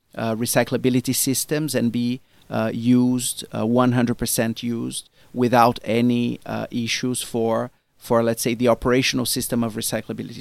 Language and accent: English; Brazil; moved away; me as a Brazilian, I come from Brazil originally